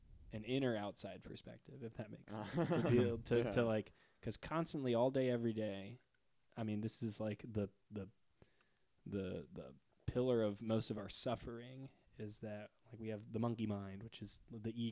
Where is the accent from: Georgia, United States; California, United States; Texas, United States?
Georgia, United States; Atlanta; now in Nashville, United States; We're from Atlanta together